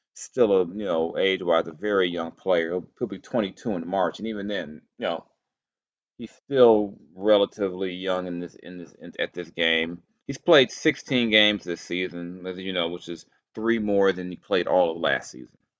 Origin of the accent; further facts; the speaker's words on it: Southern California, United States; a youngster growing up in Southern California